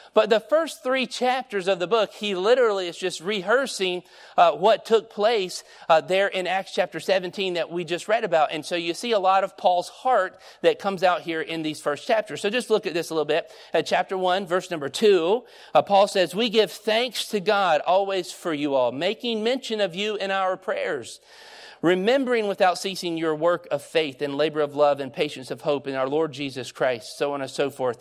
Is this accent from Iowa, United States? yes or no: no; Stockbridge, Georgia, United States; moved away; also born or lived in North Carolina; when we moved from Georgia, I mean, I was born in Stockbridge. We moved to North Carolina